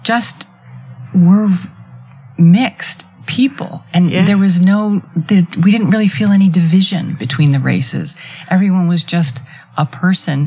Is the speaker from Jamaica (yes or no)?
no; Rapid City, South Dakota, United States; I grew up in Rapid City, South Dakota